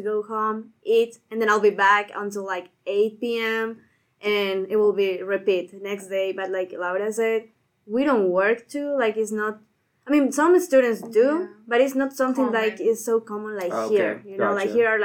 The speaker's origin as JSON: {"language": "English", "country": "Bolivia", "moved": "as an adult", "said": "I am from Bolivia"}